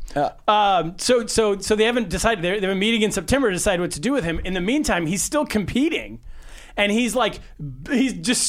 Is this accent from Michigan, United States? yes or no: no; California, United States; I grew up in California.